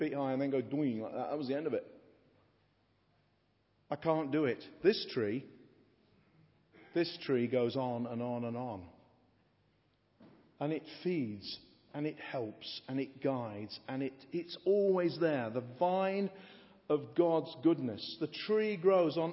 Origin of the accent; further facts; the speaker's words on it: England, United Kingdom; being an Englishman